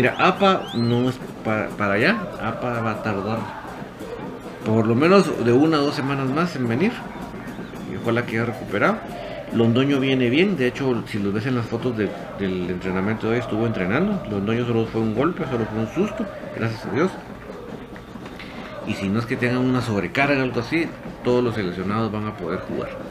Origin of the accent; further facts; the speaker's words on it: Guatemala; yo no soy seguidor de la selección, soy orgullosamente guatemalteco, eso sí, pero no soy un seguidor del, equipo de fútbol